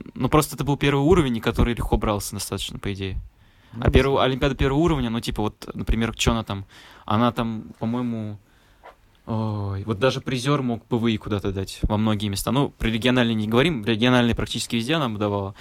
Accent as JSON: {"language": "Russian", "town": "Nizhny Novgorod", "region": "Nizhny Novgorod Oblast", "country": "Russia", "moved": "yes", "said": "я, получается, из Нижнего Новгорода"}